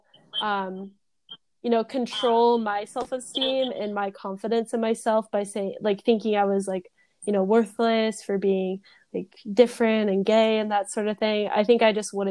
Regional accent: Temecula, California, United States; moved away as an adult; also born or lived in Los Angeles; I went to high school, I grew up around Temecula

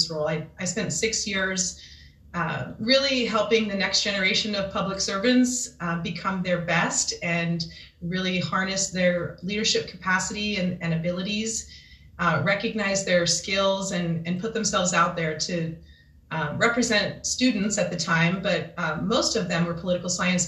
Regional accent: Kansas, United States; moved away as an adult; also born or lived in San Jose, California; born and raised in Kansas

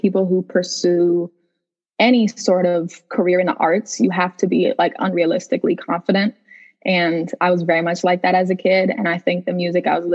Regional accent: Lake Oswego, Oregon, United States; also born or lived in Portland, Oregon; my family moved to a suburb called Lake Oswego

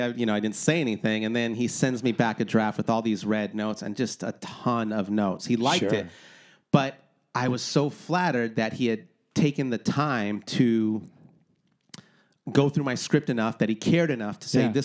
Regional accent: Wilmington, California, United States; A place where I grew up in Wilmington

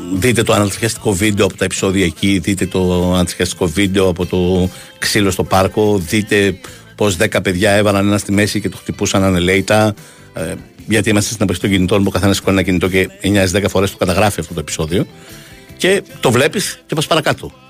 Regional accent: Vyronas, Attica, Greece; Εγώ είμαι από το Βύρο

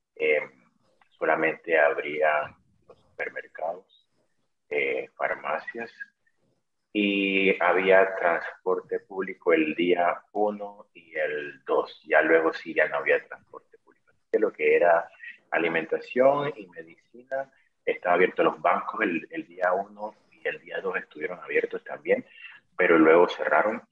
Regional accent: Panama; moved away as an adult; also born or lived in Ukraine; now in Lviv, Ukraine; yo soy empresario panameño

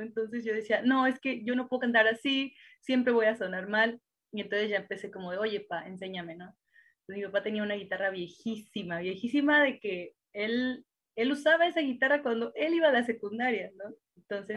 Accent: Cuautla, Morelos, Mexico; yo soy de Morelos y allá en Cuautla, Morelos era todavía más complicado

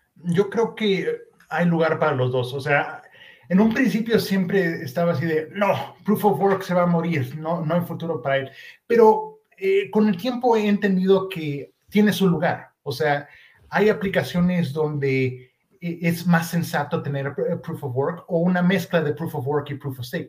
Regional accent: Mexico; yo nací y crecí en México

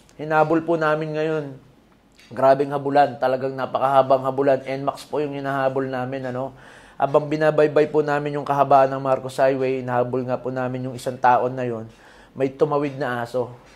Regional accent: Pampanga, Philippines; moved away; also born or lived in Antipolo; kapampangan ako

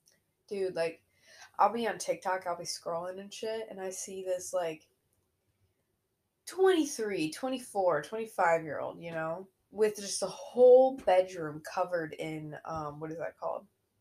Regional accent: Midwest, United States; also born or lived in Illinois; it's in my nature as a Midwesterner to smile back.

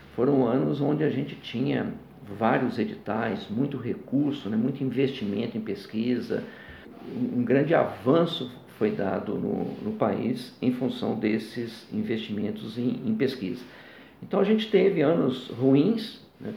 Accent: Bocaiúva, Minas Gerais, Brazil; also born or lived in Sapucaia, Rio de Janeiro / Belo Horizonte; Morei inicialmente no norte de Minas, Bocaiúva, terra de pessoas ilustres, como Patrus Ananias, né? foi ex-prefeito de, de, Belo Horizonte

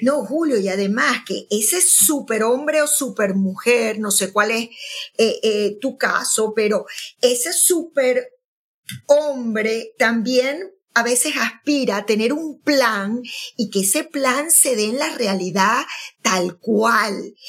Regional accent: Maracaibo, Zulia, Venezuela; now in Bergamo, Italy; yo me voy a, a mi Maracaibo, a, la tierra. Aunque, aunque también ahora digo Bérgamo, ¿no? En Italia, donde, donde estoy viviendo.

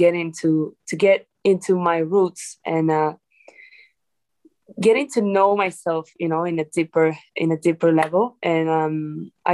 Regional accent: Italy; moved away; also born or lived in Dominican Republic; I'm from Dominican Republic, and I've been raised in Italy. I grew up there

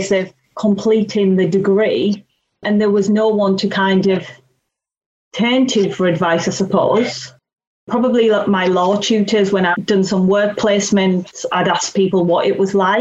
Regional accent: Teesside, North East England, United Kingdom; I was born in Teesside

